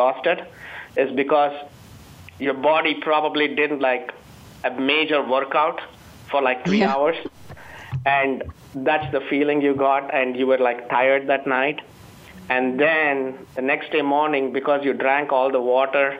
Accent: Chennai, Tamil Nadu, India; moved away as an adult; now in United States; I come from India

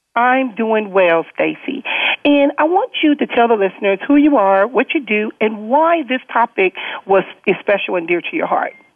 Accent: Compton, California, United States; growing up in Compton, most of my friends were always men

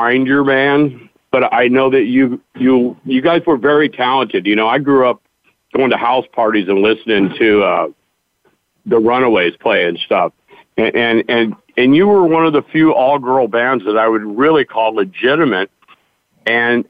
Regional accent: Huntington Beach, California, United States; I grew up in Huntington Beach in the punk era

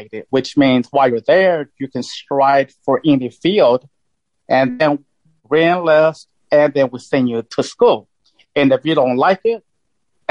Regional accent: Texas, United States; moved away as an adult; also born or lived in El Paso, Texas / Amarillo, Texas / Las Vegas, Nevada; I was born in El Paso, Texas. And then my father's from Juarez, Mexico, and my mom's from El Paso. Then we moved to a small Texas town, Amarillo.

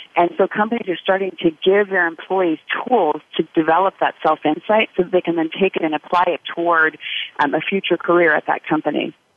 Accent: United States; also born or lived in Uganda; as an American

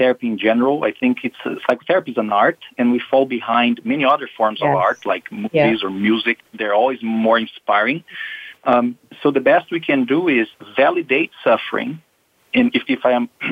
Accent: Brazil; moved away as an adult; now in United States; I'm from Brazil

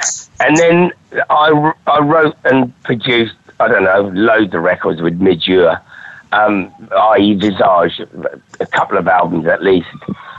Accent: Durham, North East England, United Kingdom; I come from Durham. I've got no future

